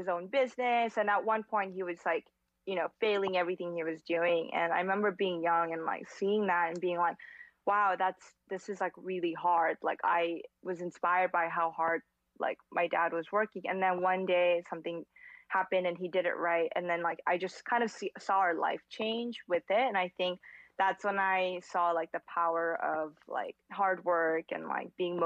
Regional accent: South Korea; moved away; being a girl growing up in Korea

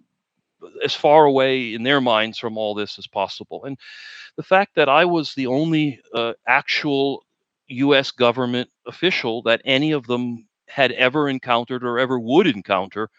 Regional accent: New York, United States; moved away; I was originally from New York

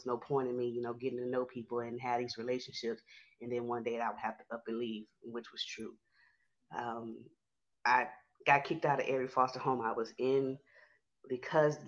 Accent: Houston, Texas, United States; I'm from Houston, Texas.

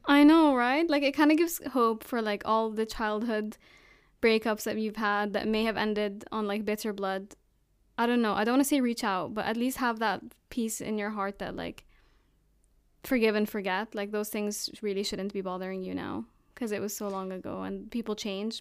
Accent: Jordan; also born or lived in Abu Dhabi, United Arab Emirates / Palestine; now in United Kingdom; I'm originally Palestinian, But grew up in Jordan, moved to Abu Dhabi, and now I live in the East Coast

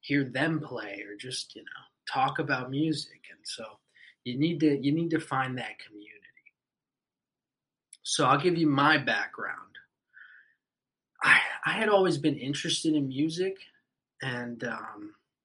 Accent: Puerto Rico; we're from Puerto Rico

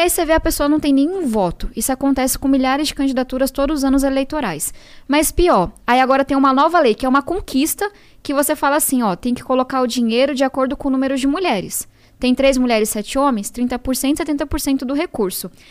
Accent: São Paulo, Brazil; Eu venho da Zona Sul de São Paulo

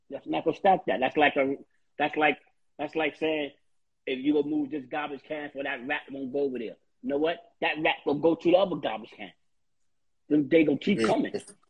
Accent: New York City, New York, United States; also born or lived in Harlem, New York; Even I was born in Harlem, but, I was raised in the Bronx, though.

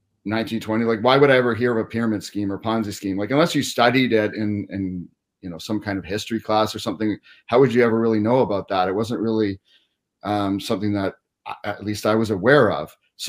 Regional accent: Cobourg, Ontario, Canada; also born or lived in Cornwall / Hollywood; Yeah, I was born in Cornwall, Ontario, kind of near Montreal. And then I grew up just in a suburb of Toronto, a small town called Cobourg.

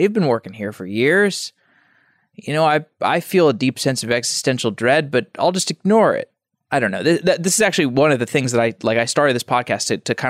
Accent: Austin, Texas, United States; Austin, Texas.

